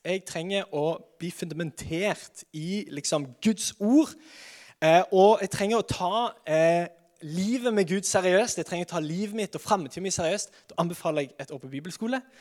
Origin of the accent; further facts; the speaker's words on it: Sandnes, Rogaland, Norway; Jeg er fra Sandnes, født og oppvokst, alltid bodd her